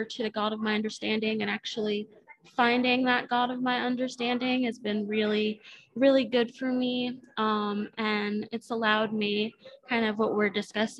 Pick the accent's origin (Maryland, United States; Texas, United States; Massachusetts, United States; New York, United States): Maryland, United States; moved away as an adult; now in Panama City, United States; So I am originally actually from Maryland